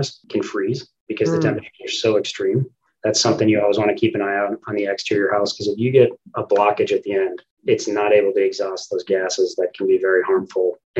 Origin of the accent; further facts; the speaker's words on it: Minneapolis, Minnesota, United States; I grew up in the West Metro of Minneapolis